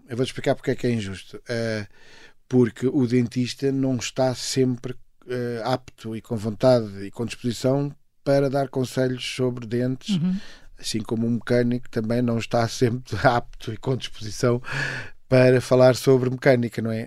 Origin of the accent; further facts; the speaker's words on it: Margem Sul, Setúbal, Portugal; also born or lived in Coimbra; Eu passo a minha, a minha juventude na Margem Sul